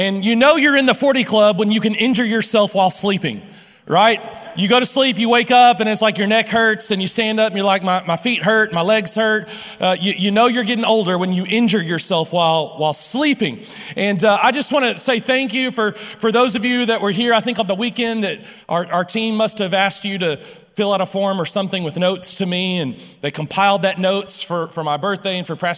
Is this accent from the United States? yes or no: yes; Lubbock, Texas, United States; I'm from Lubbock, I've been here all my life, and I'm not leaving